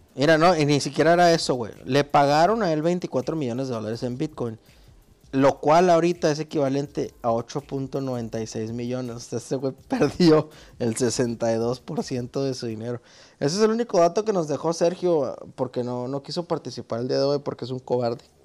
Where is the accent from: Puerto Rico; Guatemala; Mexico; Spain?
Mexico; soy un güey de México.